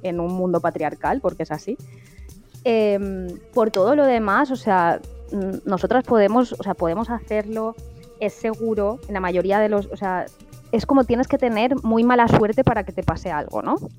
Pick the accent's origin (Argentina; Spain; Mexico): Spain; yo en mi caso como mujer española